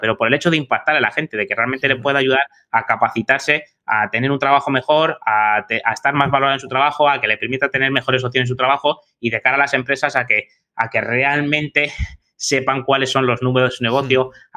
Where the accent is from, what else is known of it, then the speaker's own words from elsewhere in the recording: Madrid, Community of Madrid, Spain; moved away; yo soy de Madrid, tengo allí a familia, amigos y tal